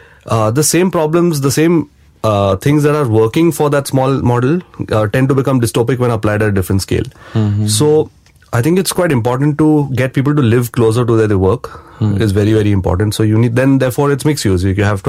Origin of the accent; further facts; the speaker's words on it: India; I'm an Indian, but I'm also from Bombay.